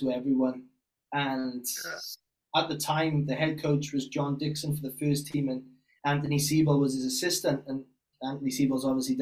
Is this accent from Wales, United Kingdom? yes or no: yes; Bridgend, Wales, United Kingdom; moved away; also born or lived in Leeds / Ipswich, Australia; growing up in Wales